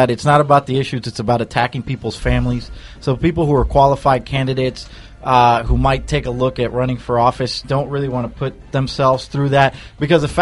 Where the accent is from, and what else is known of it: New Jersey, United States; born or raised there